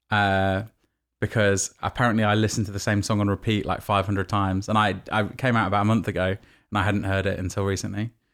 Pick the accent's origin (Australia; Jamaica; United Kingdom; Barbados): United Kingdom; Nottingham, East Midlands; moved away; also born or lived in New York; my hometown in Nottingham